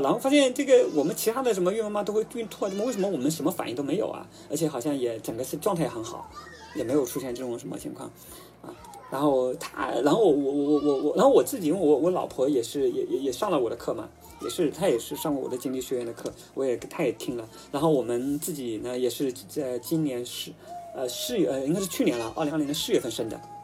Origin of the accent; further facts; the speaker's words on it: China; 我们中国人喜欢吃的白粥啊、米面啊